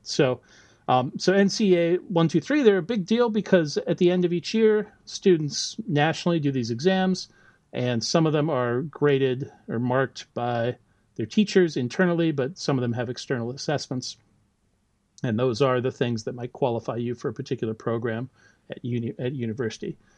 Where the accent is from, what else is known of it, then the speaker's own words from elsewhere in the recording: United States; moved away as an adult; now in Auckland, New Zealand; as you can probably tell from my accent, right, I'm not originally from New Zealand. I did all my, uh, you know, I grew up and did all my uh, schooling in the U.S.